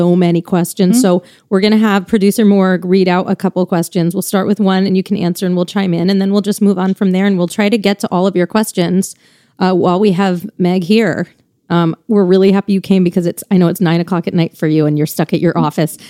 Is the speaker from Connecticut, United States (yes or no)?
yes; Connecticut, United States; We grew up together in Connecticut.